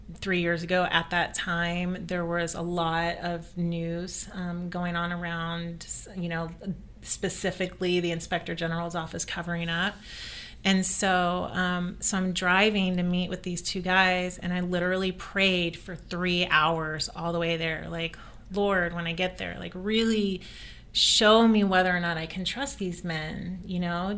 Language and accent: English; the South, United States; I grew up in the South